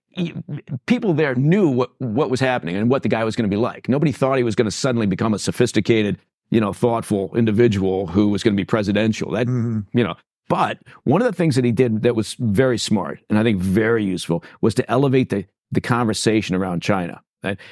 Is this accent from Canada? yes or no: no; England, United Kingdom; moved away; I'm dual citizen. I was born in England